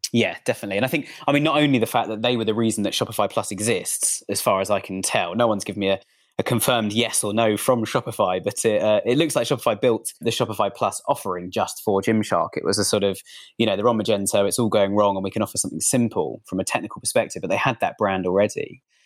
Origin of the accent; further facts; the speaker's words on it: United Kingdom; I'm actually British.